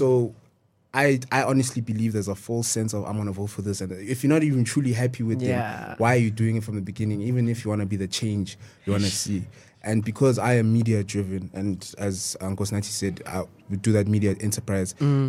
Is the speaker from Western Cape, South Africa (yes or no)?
no; Eastern Cape, South Africa; Because where I'm from Eastern Cape, right? ANC runs Eastern Cape.